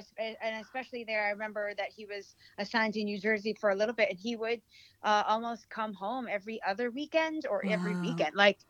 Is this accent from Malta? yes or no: no; Western Visayas, Philippines; English is a second language; now in United States; I'm an immigrant from the Philippines. So I was born in Negros Occidental. I came from a military family.